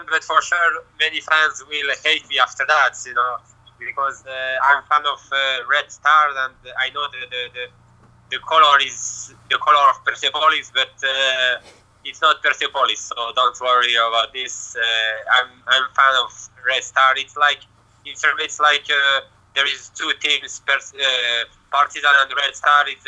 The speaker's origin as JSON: {"language": "English", "town": "Lyon", "region": "Auvergne-Rhône-Alpes", "country": "France", "tie": "born or raised there", "also_born_or_lived": "Marseille, France", "second_language": "English", "said": "me I'm born in France in not Marseille but uh, Lyon the city is Lyon and uh, so I have uh, I have two nationality: France and Serbia I grew, I grew up in France and I as well, of course, I speak French and uh, even Serbian."}